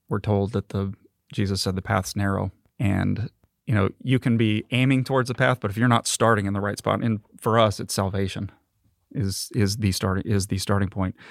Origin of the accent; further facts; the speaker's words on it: Marina, California, United States; now in Mississippi, United States; I was born and raised in Marina, California.